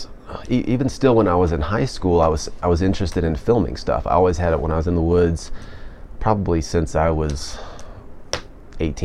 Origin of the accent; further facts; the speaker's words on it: Florida, United States; moved away; also born or lived in Idaho; I grew up in Florida